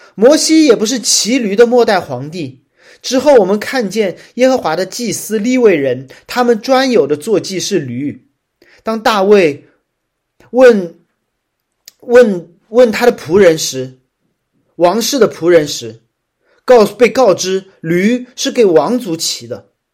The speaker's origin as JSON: {"language": "Chinese", "region": "Shanghai", "country": "China", "said": "作为一个上海人"}